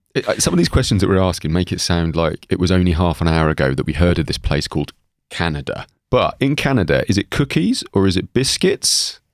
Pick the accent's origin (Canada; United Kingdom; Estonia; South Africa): United Kingdom; England; when we were kids growing up in England